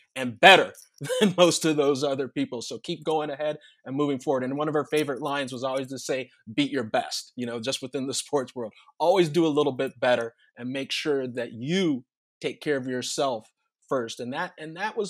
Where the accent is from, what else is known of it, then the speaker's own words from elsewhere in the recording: Southern California, United States; growing up in Southern California in the suburbs